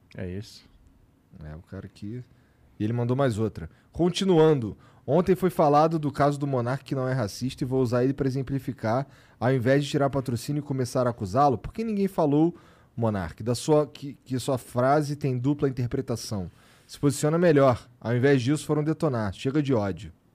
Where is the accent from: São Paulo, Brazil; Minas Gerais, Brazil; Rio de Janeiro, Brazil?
Rio de Janeiro, Brazil; eu morei a vida inteira na Zona Norte